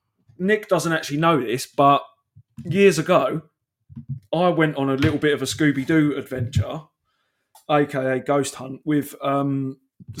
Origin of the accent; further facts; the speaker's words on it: United Kingdom; now in Kent, United Kingdom; But we are from Britain.